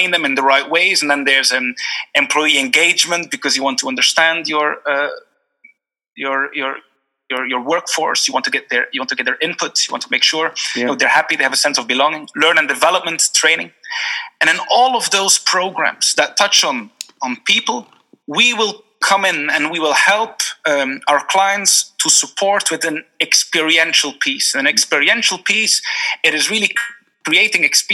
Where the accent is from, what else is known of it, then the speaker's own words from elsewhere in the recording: Belgium; moved away as an adult; also born or lived in Geneva, Switzerland / Singapore; now in Dublin, Ireland; I'm from Belgium originally